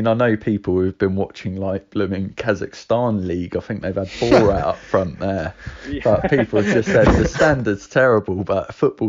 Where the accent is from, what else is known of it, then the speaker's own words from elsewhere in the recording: Preston, North West England, United Kingdom; So I go watch my hometown team, Preston